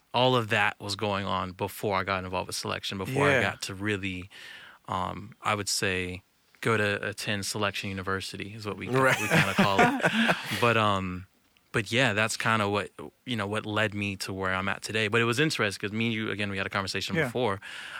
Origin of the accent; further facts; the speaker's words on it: Virginia, United States; So, I'm from Virginia, Northern Virginia.